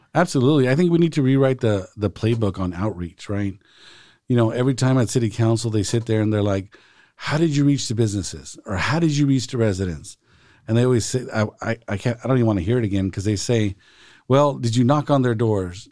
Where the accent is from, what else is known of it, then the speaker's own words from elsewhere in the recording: Salinas, California, United States; I was born and raised here in Salinas